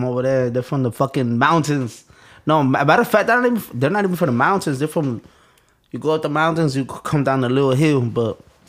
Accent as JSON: {"language": "English", "town": "Chicago", "region": "Illinois", "country": "United States", "tie": "born or raised there", "said": "I was born in Chicago. 85, I think."}